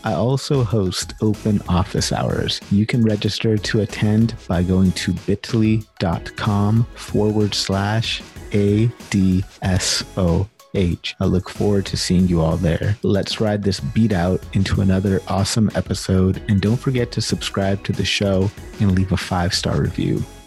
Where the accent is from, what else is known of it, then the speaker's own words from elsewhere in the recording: Sacramento, California, United States; I'm from California originally as well, from Sacramento